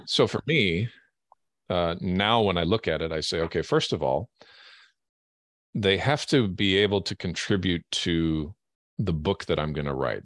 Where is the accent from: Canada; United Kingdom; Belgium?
Canada; also born or lived in Europe / Germany; now in Washington State, United States; I hail from Canada originally